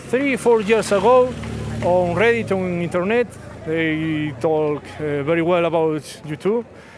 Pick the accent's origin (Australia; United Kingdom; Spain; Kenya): Spain; Redondela, Galicia; English is a second language; I'm from Redondela, close my hometown.